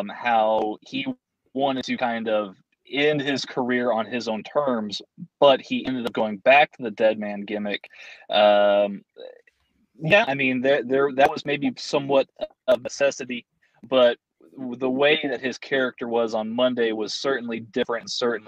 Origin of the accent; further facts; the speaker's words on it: Texas, United States; we're from Texas